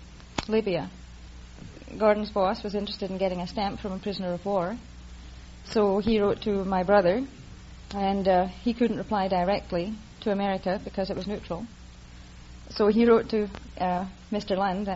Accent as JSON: {"language": "English", "country": "Isle of Man", "tie": "born or raised there", "moved": "yes", "said": "No, I was born in the Isle of Man."}